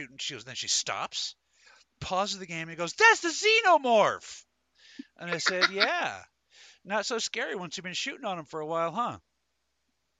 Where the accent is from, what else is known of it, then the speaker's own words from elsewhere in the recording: Denver, Colorado, United States; I was born in Denver, Colorado